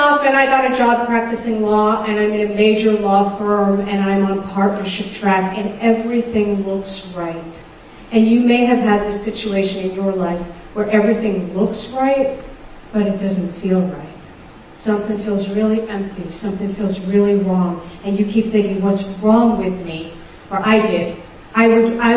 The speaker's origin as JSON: {"language": "English", "town": "New York City", "region": "New York", "country": "United States", "tie": "born or raised there", "said": "I grew up in Brooklyn, New York, and my family was Orthodox Jewish"}